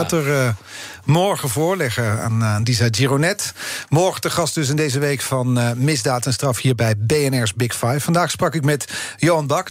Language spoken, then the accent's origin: Dutch; Netherlands; wij als Nederlanders